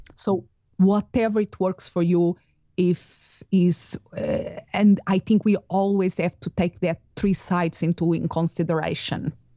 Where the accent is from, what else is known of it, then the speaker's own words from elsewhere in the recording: Portugal; English is a second language; moved away as an adult; also born or lived in United Kingdom / Spain; now in Phoenix, United States; Originally, I'm from Portugal